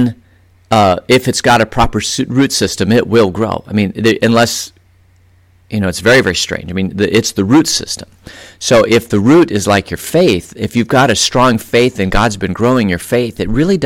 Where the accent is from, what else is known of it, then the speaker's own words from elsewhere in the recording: Phoenix, Arizona, United States; moved away as an adult; now in Vail, United States; I grew up in Phoenix, and I lived there for 32 years, pretty much in the same neighborhood.